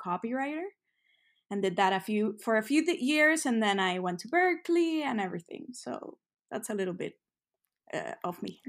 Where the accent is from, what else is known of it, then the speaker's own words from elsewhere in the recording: San Juan, Puerto Rico; moved away as an adult; also born or lived in New York; I'm from San Juan, Puerto Rico, so the Caribbean. Um, and I lived, I'm, I'm right here in Puerto Rico right now for the holidays. So I, I lived here pretty much all my life until I was, like, eighteen